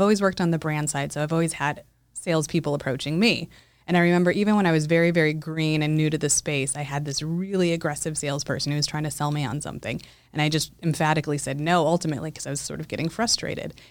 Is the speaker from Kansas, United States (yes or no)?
no; Los Alamos, New Mexico, United States; I'm from Los Alamos, New Mexico.